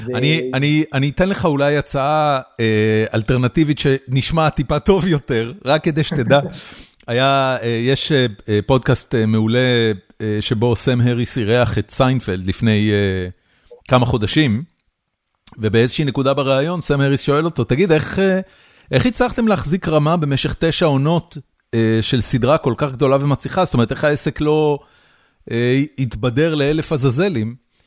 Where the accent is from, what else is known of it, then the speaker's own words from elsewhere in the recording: Haifa, Haifa District, Israel; אני גדלתי בחיפה, אני גדלתי בסביבה סופר עירונית, בורגנית